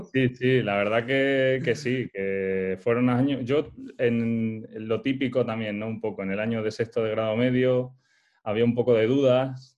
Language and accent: Spanish; Montijo, Extremadura, Spain; moved away; also born or lived in Soria; yo nací en Soria, aunque mis padres son, son extremeños